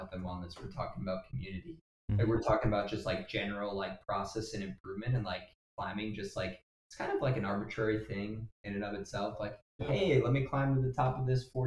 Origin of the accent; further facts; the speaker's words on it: Wrightstown, Wisconsin, United States; I've got a buddy since first grade. We grew up in Wrightstown